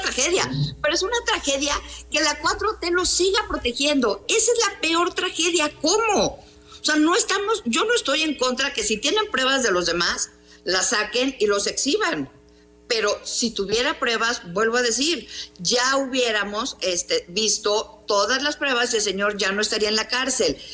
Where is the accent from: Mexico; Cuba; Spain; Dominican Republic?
Mexico; como mexicanos